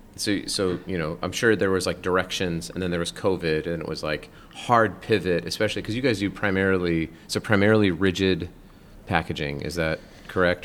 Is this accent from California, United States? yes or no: no; Colorado, United States; I grew up in Colorado, not in Utah